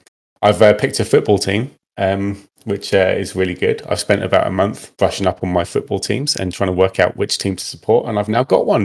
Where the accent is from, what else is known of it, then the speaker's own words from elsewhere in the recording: Dunfermline, Scotland, United Kingdom; born there; So when I was born, I was born in Scotland in a little town called Dunfermline.